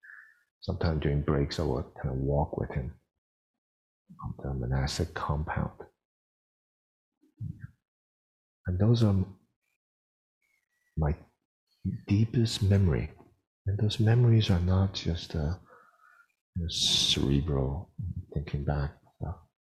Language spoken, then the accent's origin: English; United States; growing up in the United States